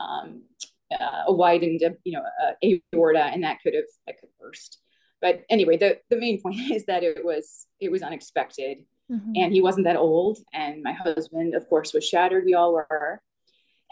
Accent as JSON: {"language": "English", "region": "Wisconsin", "country": "United States", "tie": "born or raised there", "also_born_or_lived": "Chicago area", "moved": "as an adult", "said": "I'd been raised in Wisconsin and wanted to go back to my home state"}